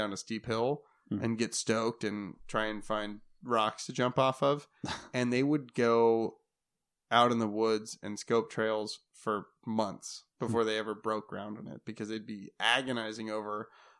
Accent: Oregon, United States; So like growing up in the Oregon races, Gabe Owens was one of the scariest people in the entire world.

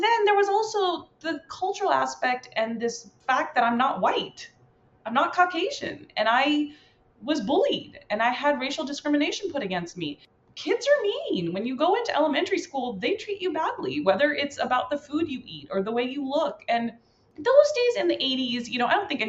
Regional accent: Cerritos, California, United States; I grew up in Cerritos, California, a very diverse town here in Cali

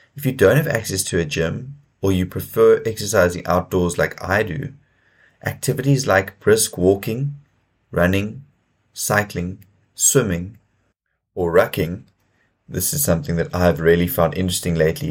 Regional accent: South Africa; as a South African growing up in South Africa

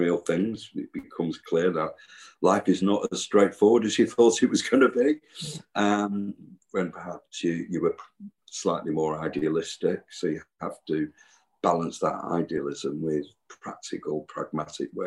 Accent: Manchester, North West England, United Kingdom; I grew up in Cheetham Hill

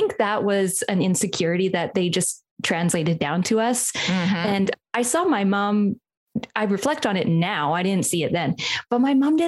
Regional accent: British Columbia, Canada; I grew up in a small town in British Columbia

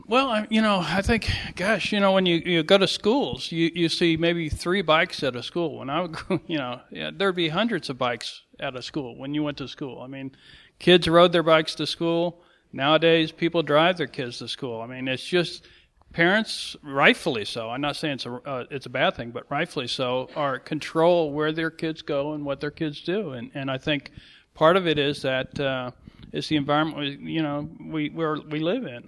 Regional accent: St. Louis, Missouri, United States; I spent most of my time growing up in St. Louis in the woods

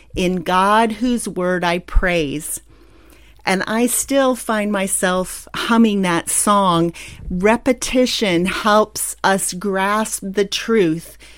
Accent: Pennsylvania, United States; moved away; also born or lived in San Antonio, Texas; the rolling hills and mountains of my home state in Pennsylvania.

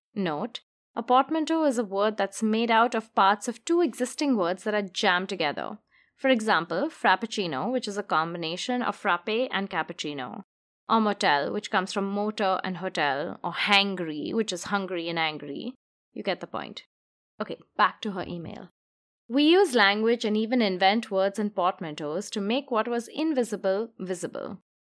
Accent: India; moved away as an adult; now in New York, United States; I was born and brought up in India and only moved to New York in my mid 20s

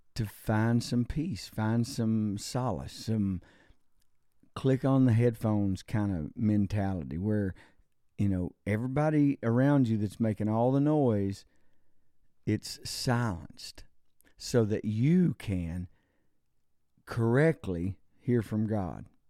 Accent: United States; I'm an American citizen

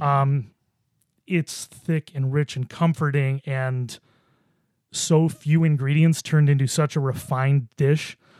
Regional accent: Buffalo, New York, United States; moved away; I grew up in Buffalo

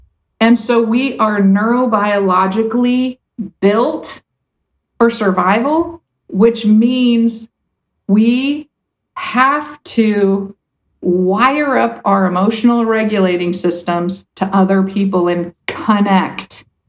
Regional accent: United States; I was born in America. I have white skin.

